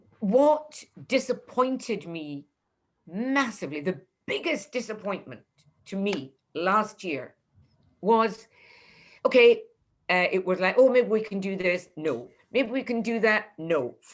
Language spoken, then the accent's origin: English; Leith, Scotland, United Kingdom; Nobody came to review me and I'm from Leith.